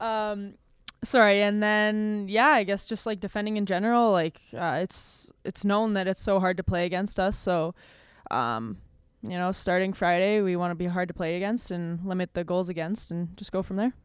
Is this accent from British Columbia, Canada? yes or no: no; Winnipeg, Manitoba, Canada; moved away as an adult; I grew up in this little tiny r-, rink in, uh, Oak Bank, Manitoba.